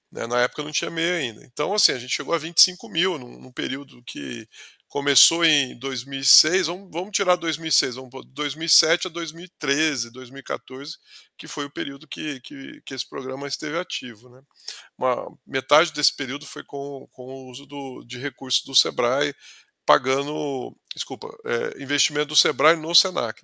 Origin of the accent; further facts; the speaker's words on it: Ribeirão Preto, São Paulo, Brazil; also born or lived in São Carlos; sou do interior de São Paulo, sou da, da, da, região ali de Ribeirão Preto